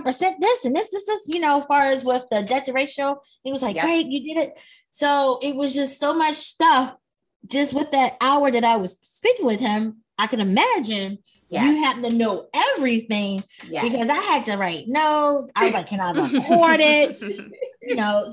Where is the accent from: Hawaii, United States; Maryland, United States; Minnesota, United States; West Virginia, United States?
Maryland, United States; Baltimore; now in California, United States; I'm from Baltimore